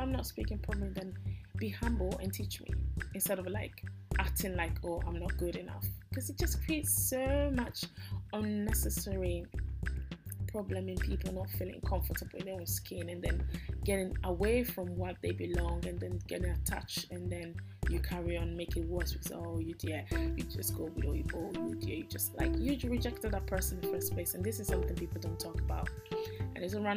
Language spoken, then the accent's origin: English; Italy; English is a second language; I was born in Italy. I eat and breathe and walk and talk and do everything in Italy as an Italian